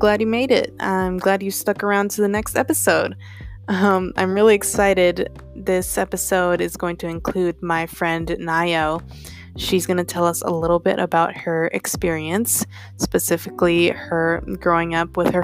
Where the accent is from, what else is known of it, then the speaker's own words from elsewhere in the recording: Montgomery County, Maryland, United States; I'm from MoCo.